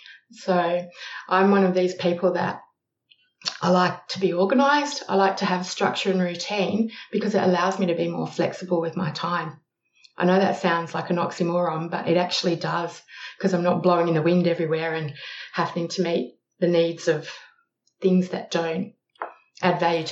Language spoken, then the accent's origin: English; Australia; also born or lived in Malaysia; now in Adelaide, Australia; Yes, I'm Australian. You can probably tell that by the accent. I currently live in Adelaide, but I've lived in a variety of places over Australia.